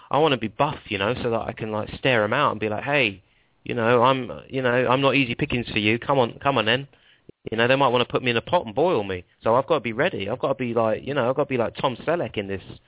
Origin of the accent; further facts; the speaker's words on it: Stanmore, London, United Kingdom; now in Milton Keynes, United Kingdom; I'm from Stanmore, um, but I live in Milton Keynes now.